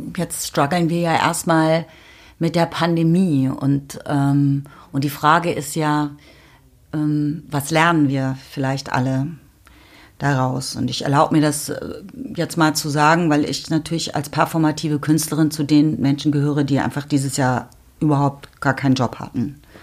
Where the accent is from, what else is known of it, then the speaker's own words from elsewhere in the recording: Berlin, Germany; gerade in Berlin seiend, was meine Heimat ist